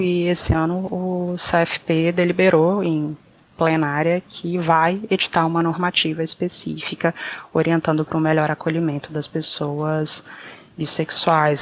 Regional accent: Brazil; se a gente nasceu no Brasil

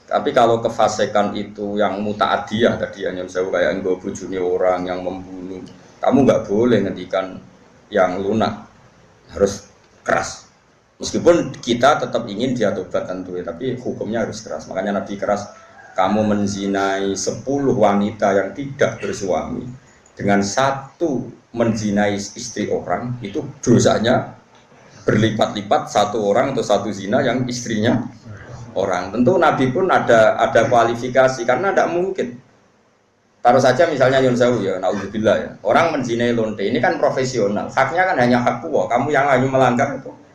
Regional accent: Pantura, North coast of Java, Indonesia; di daerah saya gitu kan, ana Pantura

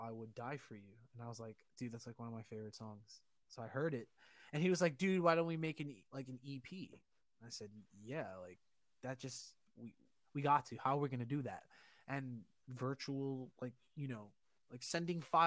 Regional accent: New York City, New York, United States; I grew up on the Upper East Side, East Harlem

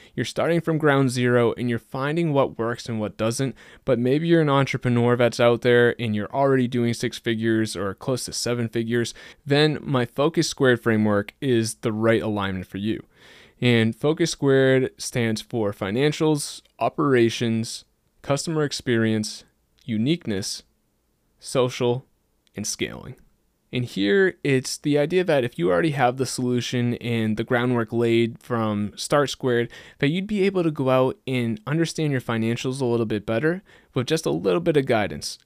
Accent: just outside of Boston, Massachusetts, United States; I grew up just outside of Boston in a pretty small, low-key town, and I've stayed here almost my entire life

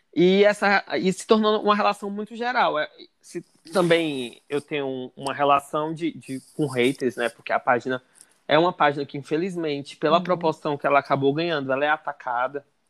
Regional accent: Ceará, Brazil; eu sou cearense

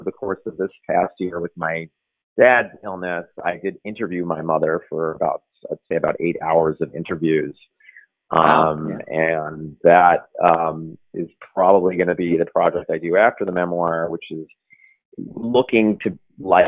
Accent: Brooklyn, New York, United States; I'm born and raised and still here

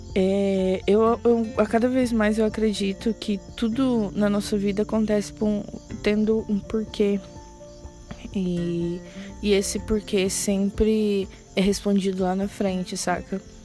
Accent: Tocantins, Brazil; also born or lived in Goiânia, Goiás / Trindade, Goiás; eu nasci em Goiânia, morei até os oito anos de idade em Trindade. E nós viemos pro Tocantins. E moramos numa cidade, tipo, muito pequena, que chama do Aré

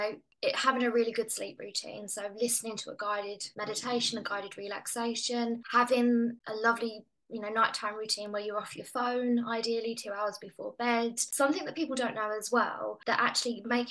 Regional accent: England, United Kingdom; as your listeners can probably hear, I'm English.

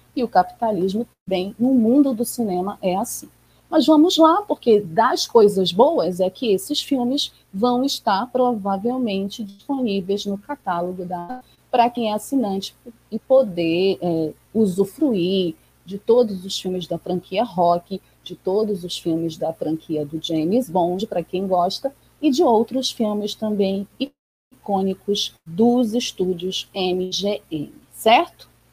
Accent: Brazil

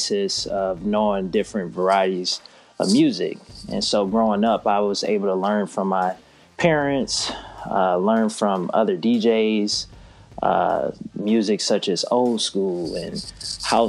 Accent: Detroit, Michigan, United States; now in Charlotte, United States; growing up in Detroit, coming to Charlotte

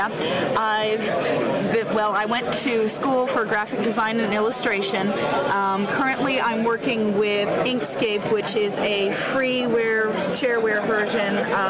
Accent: Indiana, United States; I'm from Indiana, which is a state over.

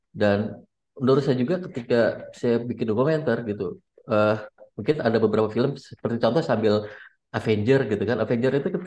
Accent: Kotawaringin Barat, Central Kalimantan, Indonesia; Karena saya lihat di daerah saya, di daerah saya di Kabupaten Kota Waringin

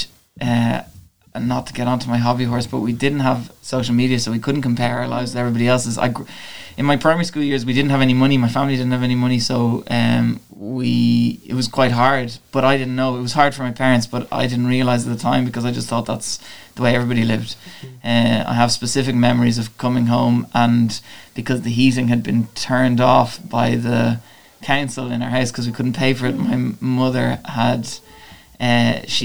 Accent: Dublin, Leinster, Ireland; moved away as an adult; also born or lived in Dalkey / Galway; now in Wicklow, Ireland; I grew up in Sallynoggin in Dublin

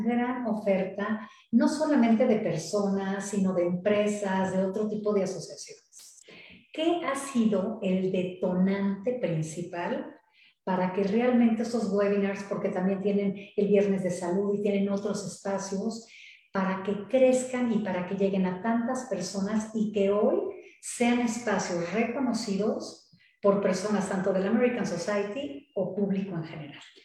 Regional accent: Mexico

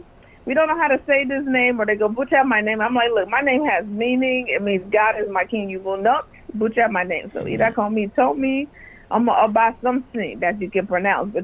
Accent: Chicago, Illinois, United States; I was born and raised in Chi-Town.

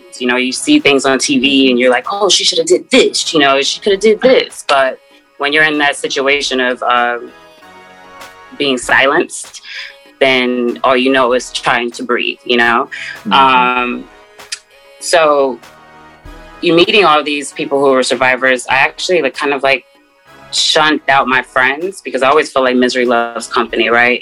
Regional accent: Seattle, Washington, United States; moved away as an adult; also born or lived in Atlanta, Georgia; I'm from Seattle, Washington

